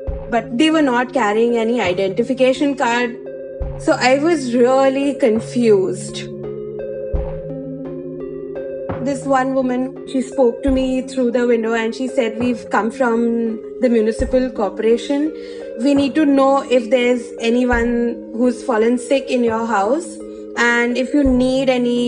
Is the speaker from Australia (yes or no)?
no; Vadodara, Gujarat, India; now in Mumbai, India; I had just arrived at my hometown in Vadodara in Gujarat from Mumbai.